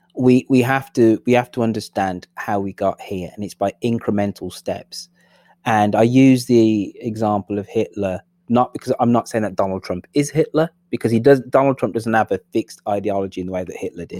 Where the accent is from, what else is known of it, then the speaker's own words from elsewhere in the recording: England, United Kingdom; I'm the English person